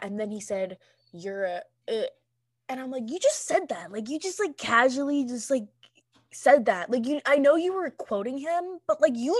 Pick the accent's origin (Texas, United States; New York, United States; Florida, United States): Florida, United States; I'm from Florida and all my friends are black, so I can say it.